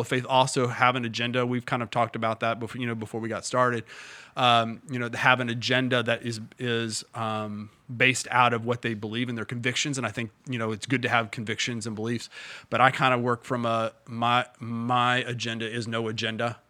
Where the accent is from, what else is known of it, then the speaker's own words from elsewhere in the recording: Indiana, United States; now in Bowling Green, United States; I'm from Indiana